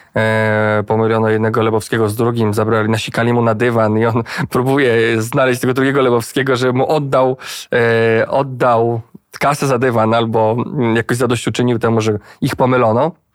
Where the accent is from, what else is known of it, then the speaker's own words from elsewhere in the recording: Płock, Masovian Voivodeship, Poland; Ja jestem z Płocka, ja znam to miasto bardzo dobrze